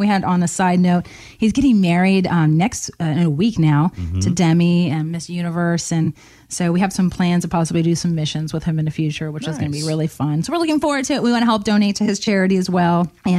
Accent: the Florida Keys, United States; moved away; also born or lived in Gainesville, Florida / Ocala, Florida; I'm from the Keys, actually.

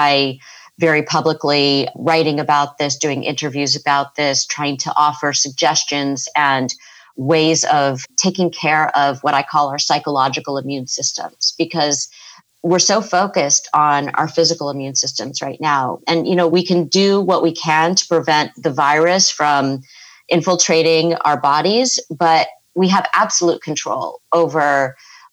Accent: California, United States; also born or lived in East Coast; I'm from California

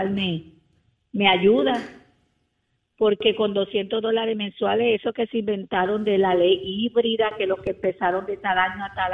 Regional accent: Puerto Rico; also born or lived in Colombia; yo soy colombiana, me crié en Puerto Rico

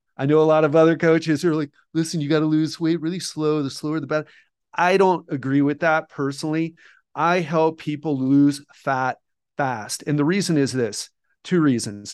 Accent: United States; moved away as an adult; also born or lived in Mexico / Colombia / Thailand / Bali; now in Brazil; I love being American and being from America

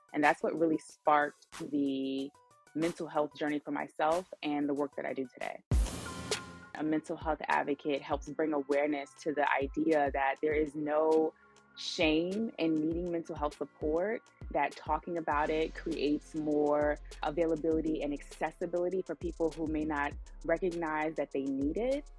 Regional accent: New York City, New York, United States; I'm from Brooklyn, New York

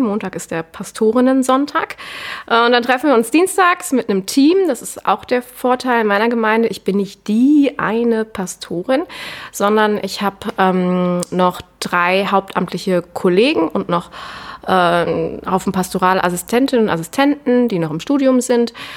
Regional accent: Cologne, North Rhine-Westphalia, Germany; moved away as an adult; now in Vienna, Austria; ich komme ursprünglich aus Köln, lebe jetzt seit ziemlich genau drei Jahren in Wien

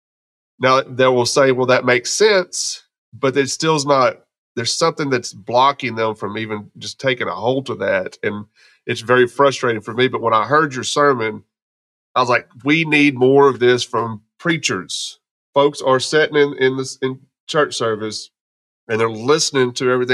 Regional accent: Texas, United States; also born or lived in Arkansas; now in Memphis, United States; I grew up in Texas

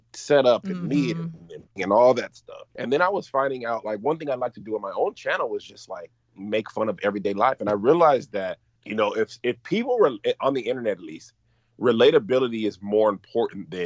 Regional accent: El Paso, Texas, United States; moved away; also born or lived in Washington State; I grew up in El Paso, Texas

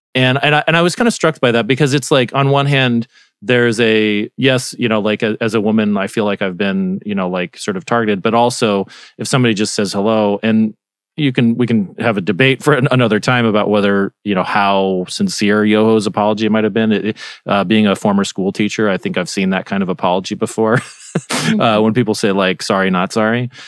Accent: Arizona, United States; I'm from Arizona

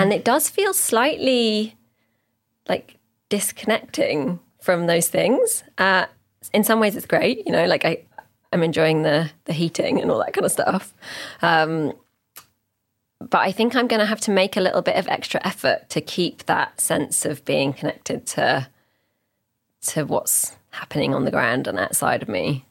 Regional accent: Oxford, South East England, United Kingdom; As someone who is like born and raised in Oxford, I, and I've stayed here my whole life, I haven't moved away or anything

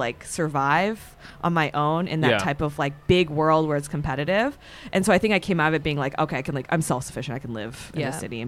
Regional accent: Bay Area, California, United States; I'm from the Bay Area.

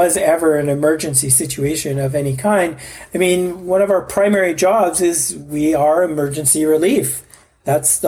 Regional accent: Canada; I'm Canadian. I'm a Canadian guy

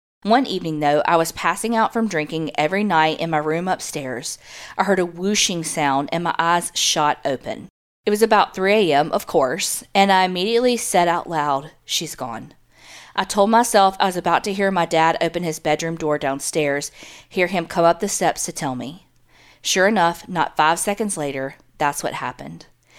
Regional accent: Memphis, Tennessee, United States; I grew up in Memphis, so for birthday parties, I'd make my friends go on tours in some of the historic places there as well.

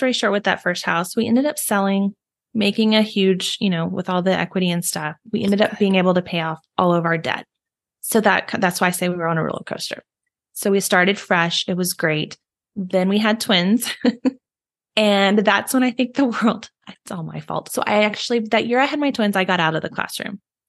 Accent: Texas, United States; I am also a Texan like Megan is.

